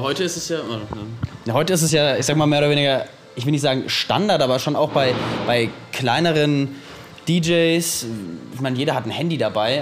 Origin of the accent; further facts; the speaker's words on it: Nuremberg, Bavaria, Germany; wir sind angereist aus Nürnberg